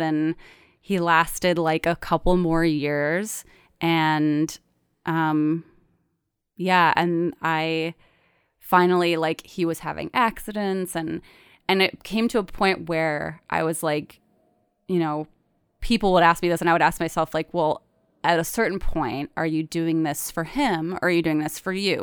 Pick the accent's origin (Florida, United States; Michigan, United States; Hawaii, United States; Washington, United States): Michigan, United States; moved away; also born or lived in Chicago / Brooklyn; I'm from Michigan